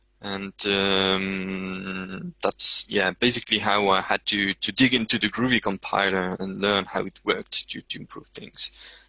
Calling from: Montaigu, Pays de la Loire, France; I'm podcasting from Montaigu, France.

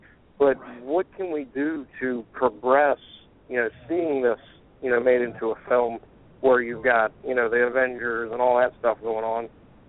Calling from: Delaware, United States; I'm calling from Delaware

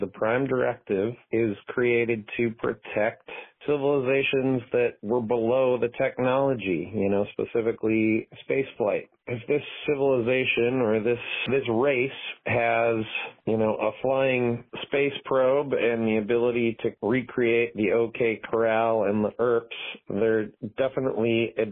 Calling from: Madison, Wisconsin, United States; I'm calling from Madison in Wisconsin

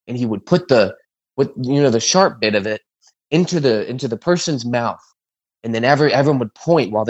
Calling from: Ohio, United States; I'm calling you from Ohio. We're open carry.

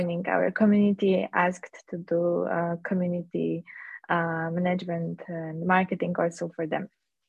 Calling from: Poland; I'm calling from Poland.

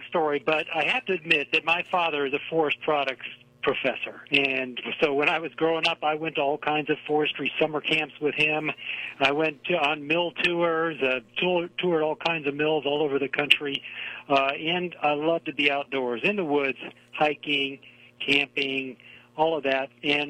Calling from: Research Triangle Park, North Carolina, United States; Calling from Research Triangle Park, North Carolina. That's the Raleigh-Durham-Chapel Hill area.

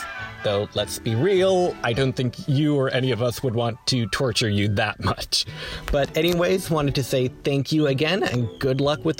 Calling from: Sheboygan, Wisconsin, United States; Hey, Mike and Dave … I am from Sheboygan, Wisconsin

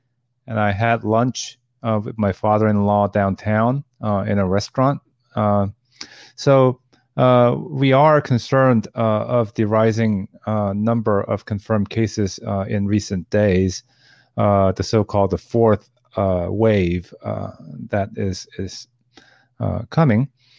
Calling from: Seoul, South Korea; Okay, I'm connecting from Nowon-gu in Seoul, which is in the northern part of Seoul where my university campus is located.

